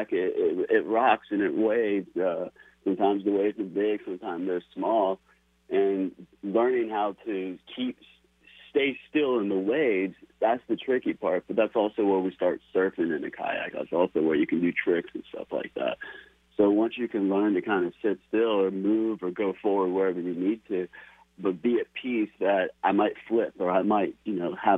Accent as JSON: {"language": "English", "country": "United States", "tie": "born or raised there", "said": "I was raised in America"}